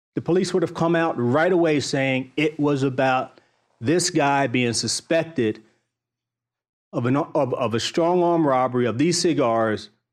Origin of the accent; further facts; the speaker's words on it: Baltimore, Maryland, United States; I grew up in Baltimore